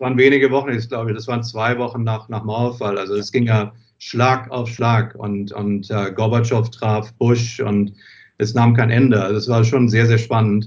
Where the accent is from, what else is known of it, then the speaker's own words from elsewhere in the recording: Wiesbaden, Hesse, Germany; moved away as an adult; also born or lived in England / Paris; now in New York, United States; ich bin zwar in England geboren, aber nach wenigen Jahren, es war nicht meine Entscheidung, ähm, äh, wurden die Koffer gepackt und, und man zog um nach Wiesbaden. Und äh, ja, und da bin ich aufgewachsen